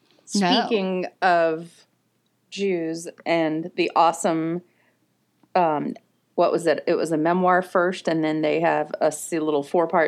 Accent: Minnesota, United States; accent: Minnesota; oh, come on out and get an air conditioner. that's my Minnesota accent.

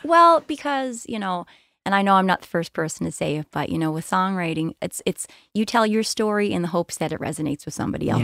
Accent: Cape Breton, Nova Scotia, Canada; we're from Cape Breton. I stayed

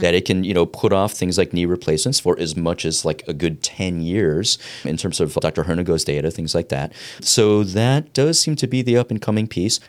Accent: East Coast, United States; I grew up on the East Coast

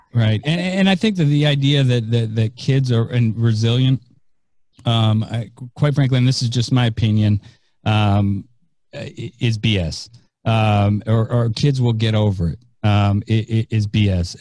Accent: San Francisco, California, United States; now in Tampa, United States; I am uh, from San Francisco. I live in Tampa, Florida. I still am claiming San Francisco as my hometown

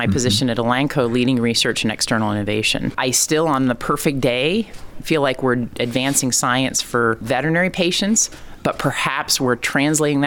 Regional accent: Iowa, United States; also born or lived in Ohio; now in Indiana, United States; So I grew up in Iowa, born in Ohio, very much been a Midwesterner

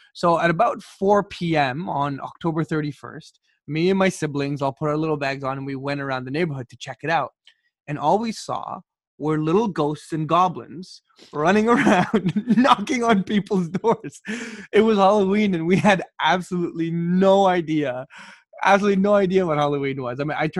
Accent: Kuwait; also born or lived in Iraq (ancestry); now in Canada; So my family is a mixed family. So I was born in Kuwait. My brothers and sisters, we were all born in Kuwait. My parents were born in Kuwait. Their entire lives they lived there.

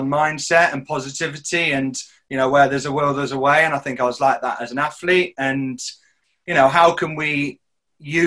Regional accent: Devon, South West England, United Kingdom; moved away as an adult; also born or lived in Loughborough; now in Midlands, United Kingdom; I grew up in Devon in the southwest

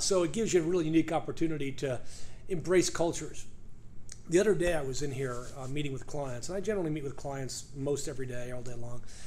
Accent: New York, United States; moved away; also born or lived in Peru; I grew up in New York. Uh, you could probably tell that because I don't speak with a southern accent and I speak English fast.

